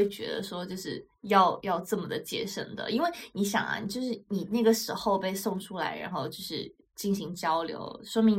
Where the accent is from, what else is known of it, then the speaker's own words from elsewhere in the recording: China; 因为对于我中国人来讲，就是会更多的就是一日三餐。